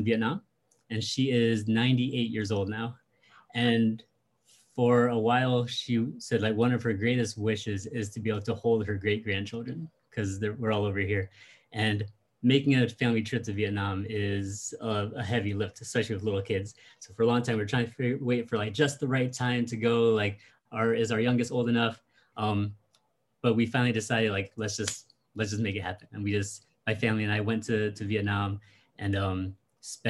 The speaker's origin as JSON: {"language": "English", "region": "Connecticut", "country": "United States", "tie": "born or raised there", "also_born_or_lived": "Washington, D.C.", "moved": "yes", "lives_now": "San Diego, United States", "said": "I grew up in Connecticut"}